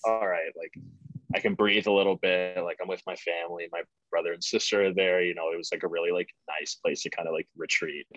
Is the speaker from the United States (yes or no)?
yes; St. Louis, Missouri, United States; moved away as an adult; now in Boston, United States; I'm from St. Louis, like born and raised there, like literally Midwest